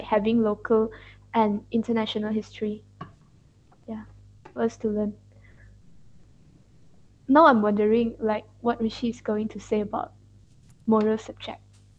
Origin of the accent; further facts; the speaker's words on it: Malaysia; because it's actually our voting right as a Malaysian.